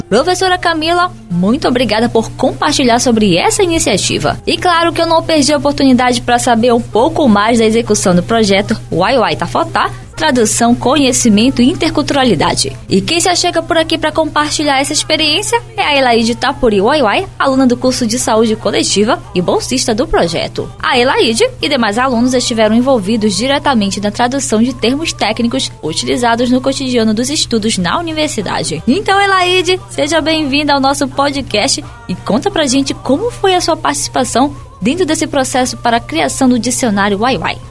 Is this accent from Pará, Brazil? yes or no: yes; Pará, Brazil; aqui no meu país Pará